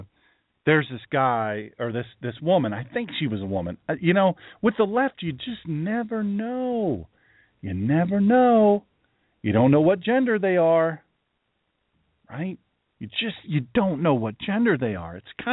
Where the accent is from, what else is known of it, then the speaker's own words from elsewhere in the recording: Chicago, Illinois, United States; I'm from Chicago. I'm worker, you know, I'm a labor guy.